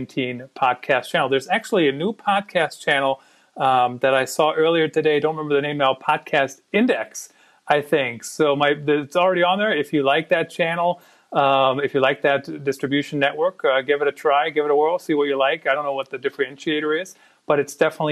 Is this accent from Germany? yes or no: yes; Germany; English is a second language; moved away; I grew up in Germany